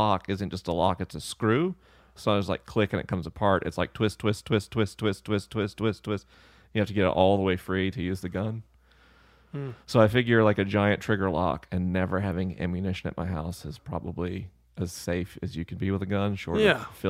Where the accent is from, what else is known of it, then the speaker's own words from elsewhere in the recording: the South, United States; I am a Southerner